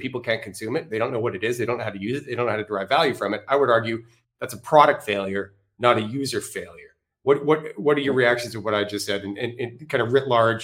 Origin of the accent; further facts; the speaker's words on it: Canada; I'm Canadian